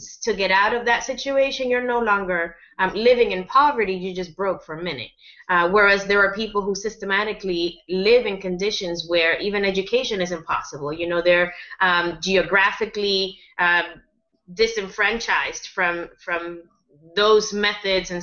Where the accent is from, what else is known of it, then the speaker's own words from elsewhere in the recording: United States; I speak as an American